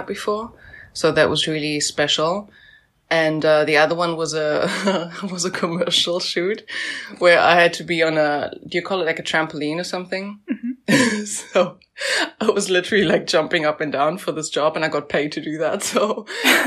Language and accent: English; South Africa; moved away; I'm from South Africa